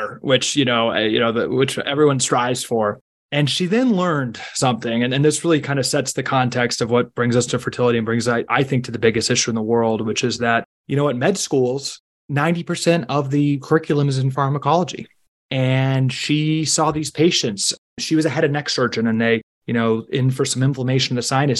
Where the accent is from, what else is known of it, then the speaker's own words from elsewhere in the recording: Washington, District of Columbia, United States; I grew up in Washington, D.C.